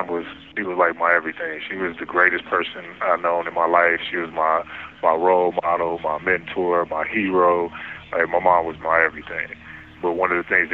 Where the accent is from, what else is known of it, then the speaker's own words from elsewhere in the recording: Detroit, Michigan, United States; I was born and raised in Detroit, Michigan. Spent my whole life in Detroit